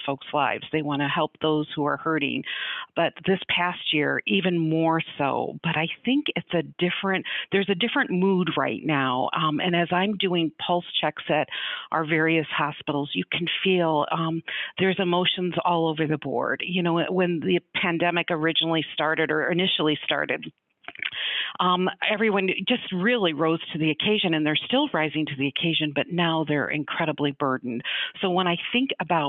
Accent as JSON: {"language": "English", "town": "Chicago", "region": "Illinois", "country": "United States", "also_born_or_lived": "Grand Rapids, Michigan / Colorado", "moved": "yes", "said": "I'm originally from the Chicago area"}